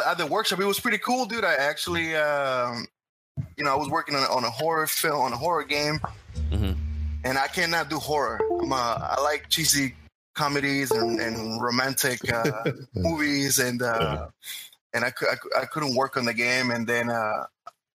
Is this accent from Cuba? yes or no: yes; Cuba; accent: Cuban; English is a second language; moved away; also born or lived in Florida; originally from Cuba, and this is why I speak so funny. And this is more like the real accent